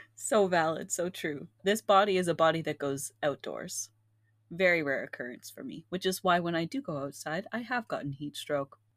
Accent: Philippines; we're Filipino

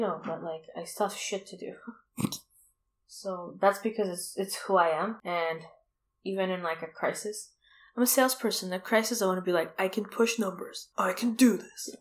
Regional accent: Toronto, Ontario, Canada; moved away; I'm from Toronto

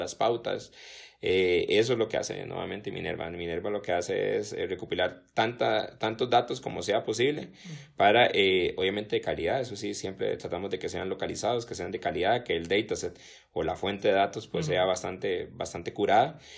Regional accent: Costa Rica; nosotros como ticos

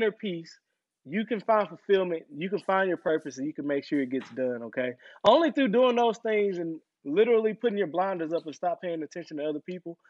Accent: the South, United States; we were raised in the South

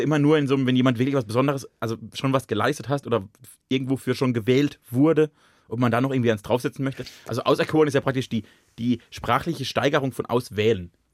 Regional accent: Baden-Württemberg, Germany; moved away; aus dem Badischen

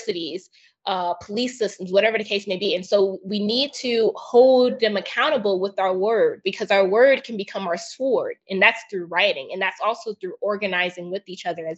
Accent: United States; I grew up in the States

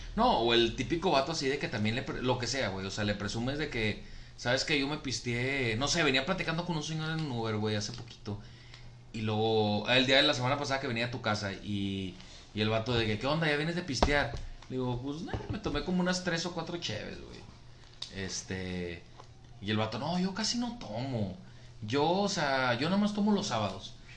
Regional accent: Monterrey, Nuevo León, Mexico; solamente en Monterrey la decimos

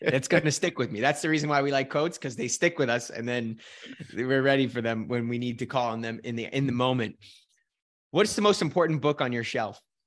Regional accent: Scotland, United Kingdom; accent: Scottish; My little Scottish accent

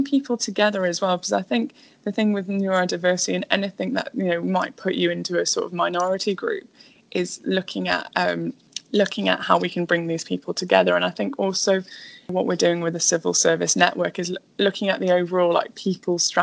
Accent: North Wales, United Kingdom; also born or lived in Spain; I'm from a very small town in North Wales

